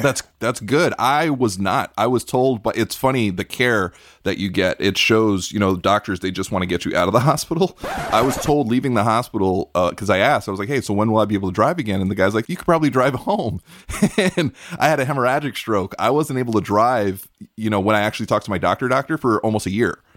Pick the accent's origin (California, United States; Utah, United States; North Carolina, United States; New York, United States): New York, United States; New York City; I grew up in Brooklyn, New York